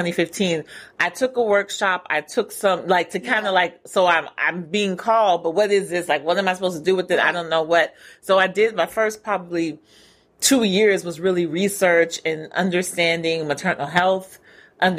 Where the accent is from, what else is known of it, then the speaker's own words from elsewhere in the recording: California, United States; moved away as an adult; also born or lived in Queens, New York City; now in Atlanta, United States; I was born in New York City. Yeah, right now. Queens. Yes. But raised in California